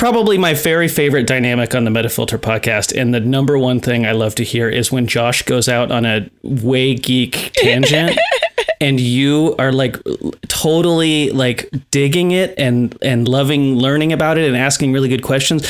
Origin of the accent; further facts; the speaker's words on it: Ukiah, California, United States; moved away as an adult; now in Portland, United States; I am in Mendocino County, Ukiah, California. Oh, okay. Born and raised.